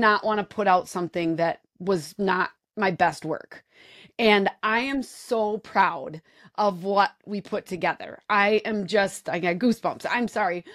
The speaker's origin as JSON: {"language": "English", "region": "Wisconsin", "country": "United States", "said": "I'm from Wisconsin"}